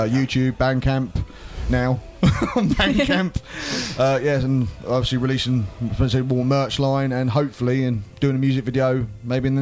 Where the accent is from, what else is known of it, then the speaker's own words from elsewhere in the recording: Essex, East of England, United Kingdom; moved away as an adult; now in Cambridge, United Kingdom; I'm originally from Essex, hence the beautiful sarcastic accent you can hear before you today.